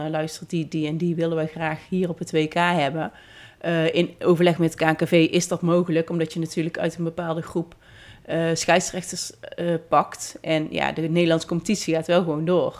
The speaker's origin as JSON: {"language": "Dutch", "country": "Netherlands", "said": "als Nederlander"}